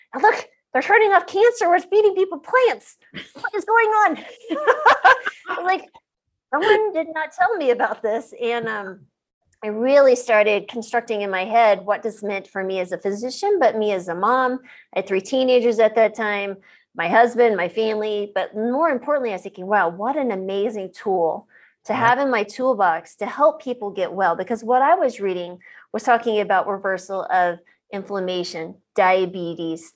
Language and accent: English; New Mexico, United States; now in Colorado, United States; I grew up in New Mexico. So love the Southwest, live in Colorado now.